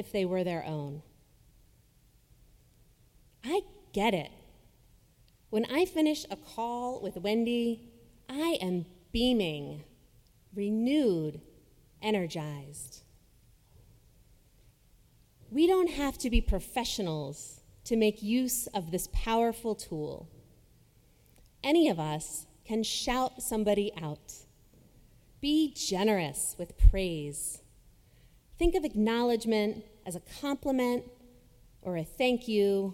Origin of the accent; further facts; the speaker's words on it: Jacksonville, Florida, United States; my hometown of Jacksonville, Florida